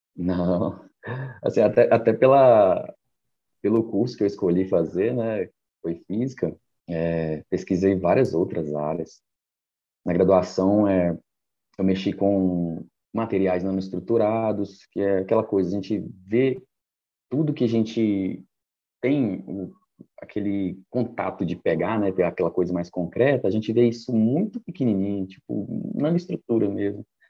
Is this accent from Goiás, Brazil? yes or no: yes; Goiânia, Goiás, Brazil; also born or lived in Mato Grosso / Ouro Preto; now in Belo Horizonte, Brazil; sou natural de Goiânia, morei bastante tempo no Mato Grosso